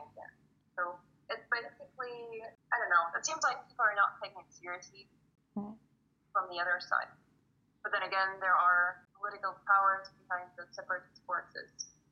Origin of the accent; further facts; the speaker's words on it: southern Ukraine, Ukraine; first language Ukrainian and Russian; English is a second language; moved away as an adult; now in Berlin, Germany; I was born in the South of Ukraine, I have 2 mother tongues, Ukrainian and Russian